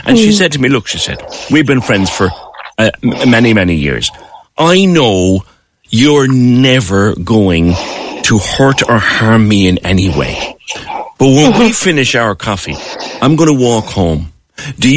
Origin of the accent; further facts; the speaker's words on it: Ireland; I grew up in Ireland